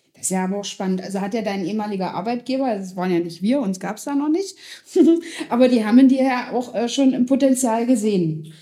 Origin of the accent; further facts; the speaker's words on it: Schönebeck, Saxony-Anhalt, Germany; in Schönebeck. Wir kommen beide aus Schönebeck